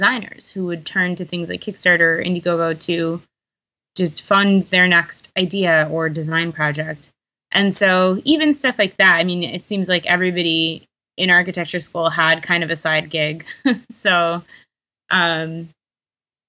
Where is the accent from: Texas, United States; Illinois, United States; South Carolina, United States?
Texas, United States; Houston; now in Chicago, United States; I'm originally from Houston, Texas